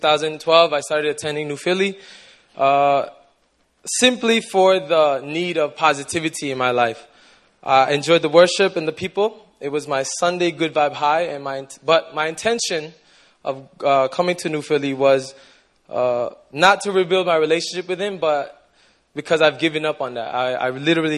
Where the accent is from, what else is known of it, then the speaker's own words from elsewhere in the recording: Toronto, Ontario, Canada; moved away as an adult; now in Busan, South Korea; I'm from Toronto, Canada, but I've been living in Busan for about 5 years now